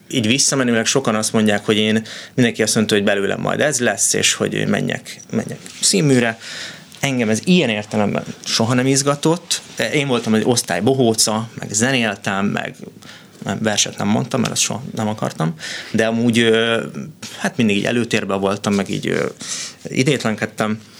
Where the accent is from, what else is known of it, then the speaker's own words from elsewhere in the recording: Budapest, Hungary; born there; tehát hogy ott Budapesten születtem, és úgy mentünk le, ez volt a kivonulás